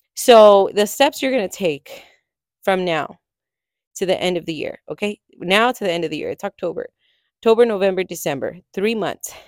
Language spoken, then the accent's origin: English; California, United States; moved away as an adult; I am originally from California, lived there my entire life, set my roots there